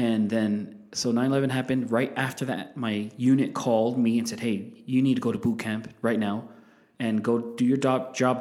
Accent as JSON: {"language": "English", "town": "Salt Lake City", "region": "Utah", "country": "United States", "tie": "born or raised there", "said": "we grew up here in Glendale. My parents still live in the same house"}